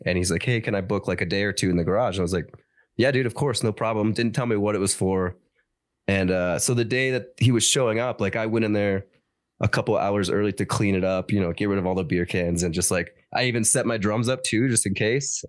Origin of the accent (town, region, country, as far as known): Denver, Colorado, United States; born or raised there